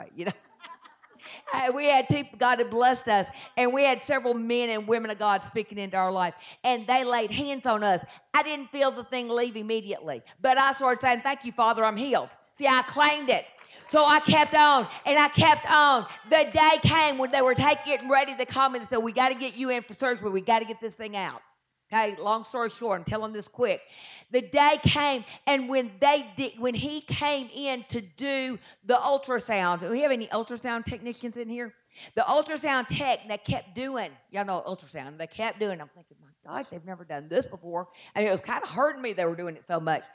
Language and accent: English; the South, United States; accent: Southern; my Southern accent